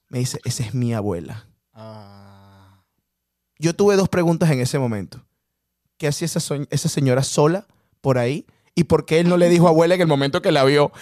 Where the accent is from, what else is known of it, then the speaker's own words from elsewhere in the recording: Venezuela; moved away; en Venezuela nosotros